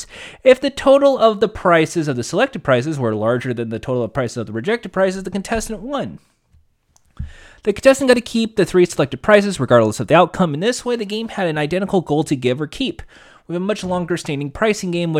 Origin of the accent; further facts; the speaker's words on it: United States; I'm American